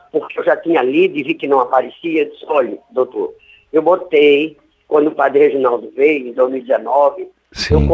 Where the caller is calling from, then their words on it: Vitória de Santo Antão, Pernambuco, Brazil; Eu falo de Vitória, de Santo Antão, Pernambuco, padre.